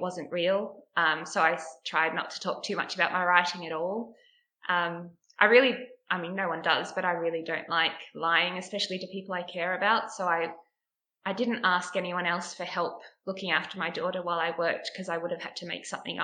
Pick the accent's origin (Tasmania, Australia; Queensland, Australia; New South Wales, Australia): Tasmania, Australia; Huon Valley; also born or lived in West Coast, Tasmania; I grew up mostly in the Huon Valley, which is very rural